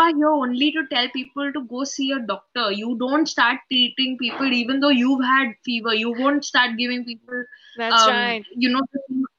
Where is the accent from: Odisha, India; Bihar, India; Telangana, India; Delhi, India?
Delhi, India; Delhi person, so yeah.